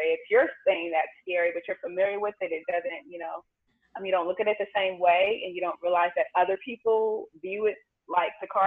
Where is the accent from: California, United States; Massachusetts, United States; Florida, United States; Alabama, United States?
California, United States; Los Angeles; moved away as an adult; also born or lived in Houston, Texas; now in Vietnam; I'm from South Central LA.